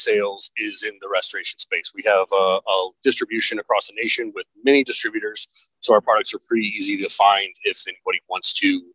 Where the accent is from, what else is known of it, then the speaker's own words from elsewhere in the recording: Fort Wayne, Indiana, United States; I'm from Fort Wayne, Indiana.